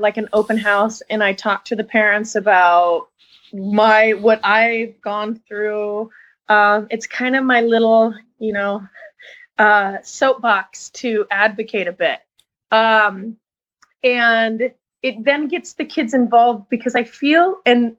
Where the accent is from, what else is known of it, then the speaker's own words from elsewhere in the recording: Washington, United States; moved away as an adult; now in Petaluma, United States; I'm originally from Washington State. I've only been down here about 5 years